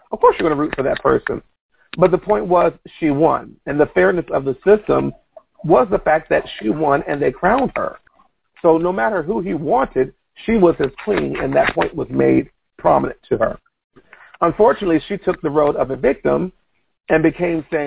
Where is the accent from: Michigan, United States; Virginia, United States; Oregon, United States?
Virginia, United States; represent 757, because that was my hometown area